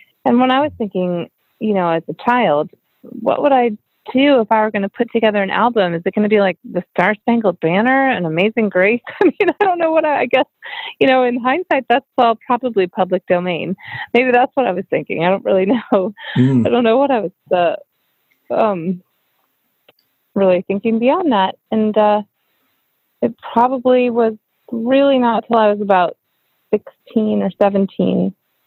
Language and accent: English; New Mexico, United States; also born or lived in Los Angeles, California; now in Nashville, United States; Tend to consider myself from California, but really the truth is I'm from New Mexico.